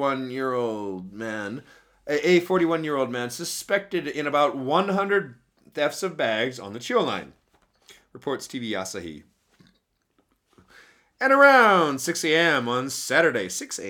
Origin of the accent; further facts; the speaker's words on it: Illinois, United States; now in Japan; I do say I'm from Chicago, but I'm actually from the shitty countryside about 2 hours outside of Chicago.